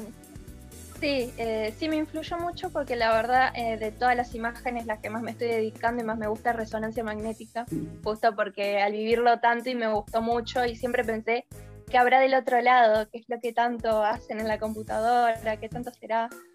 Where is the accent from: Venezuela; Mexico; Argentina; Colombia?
Argentina; Buenos Aires; Parque Chacabuco capital